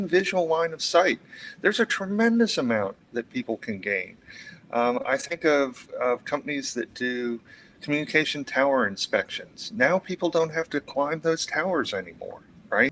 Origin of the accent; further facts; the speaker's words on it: Fort Myers, Florida, United States; growing up in Florida